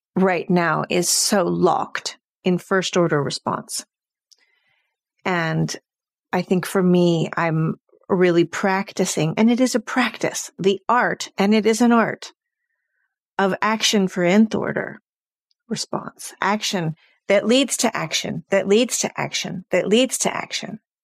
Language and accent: English; California, United States; now in Sweden; I grew up um in California in the 70s